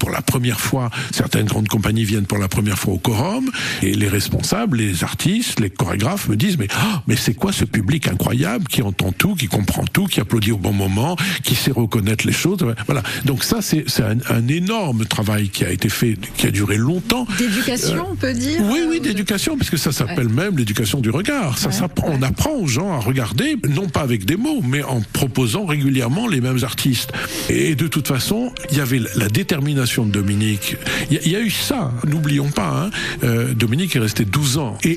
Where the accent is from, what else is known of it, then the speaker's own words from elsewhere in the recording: Lyon, Auvergne-Rhône-Alpes, France; now in Montpellier, France; moi qui venais aussi d'une autre ville de province, puisque je venais de Lyon, hein.